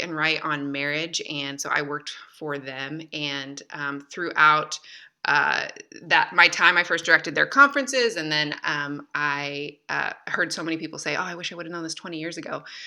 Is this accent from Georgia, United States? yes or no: no; Michigan, United States; moved away as an adult; now in France; I grew up in Michigan